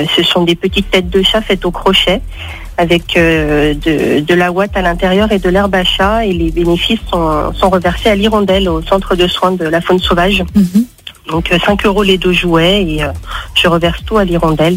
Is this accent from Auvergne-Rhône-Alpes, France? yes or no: yes; Mornant, Auvergne-Rhône-Alpes, France; Je viens de Mornan, euh, dans les alentours de Lyon